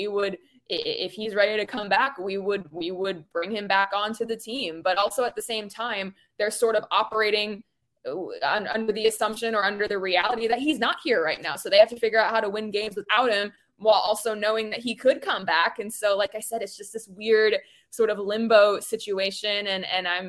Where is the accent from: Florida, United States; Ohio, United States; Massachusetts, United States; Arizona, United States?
Arizona, United States; Phoenix; moved away as an adult; also born or lived in Denver / Portland / Oklahoma / Beaumont, Texas; now in Philadelphia, United States; I grew up in Phoenix and actually was living and working there for about 3 years prior to moving to Philly